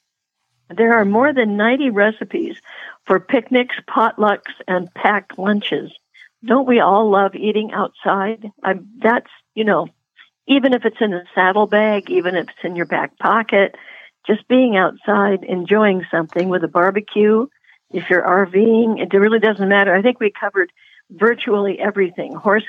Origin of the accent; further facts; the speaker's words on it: Puget Sound, Washington, United States; moved away; I grew up on Puget Sound, you know, which was not a good place for a cowgirl to be, but I got out of there